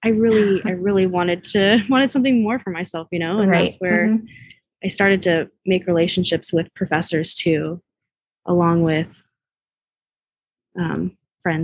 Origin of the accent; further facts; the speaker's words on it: the Bay Area, California, United States; I grew up in the Bay